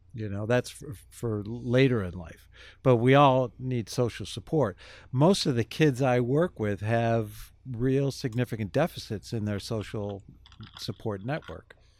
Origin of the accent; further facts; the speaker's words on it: Kenmore, United States; I grew up in Kenmore in a two parent, upper middle class family